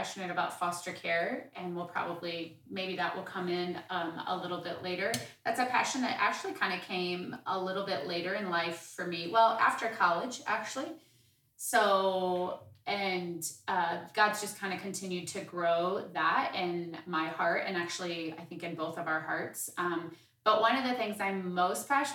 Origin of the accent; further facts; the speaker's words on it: Mishawaka, Indiana, United States; also born or lived in Elkhart, Indiana / Bloomington, Indiana; I grew up in Northern Indiana, was born in Elkhart, Indiana, to be exact, but spent most of my growing up years in Mishawaka, Indiana.